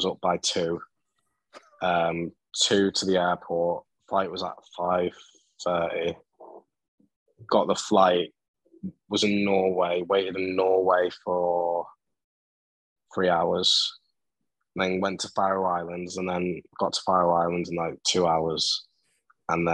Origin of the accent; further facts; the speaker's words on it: England, United Kingdom; I'm English.